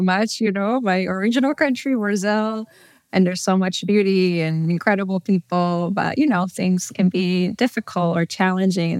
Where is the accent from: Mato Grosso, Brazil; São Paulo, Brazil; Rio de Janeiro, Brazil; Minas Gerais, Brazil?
São Paulo, Brazil; moved away as an adult; also born or lived in Southern California; now in United States; I'm originally from Brazil, São Paulo. I grew up there. and lived there until I was eighteen when I moved to the U S to go to college and decided to stay.